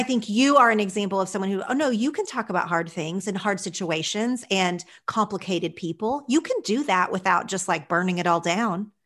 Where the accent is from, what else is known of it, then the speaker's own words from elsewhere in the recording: Oklahoma, United States; moved away as an adult; also born or lived in Los Angeles; when I first moved to L A and I said I was from Oklahoma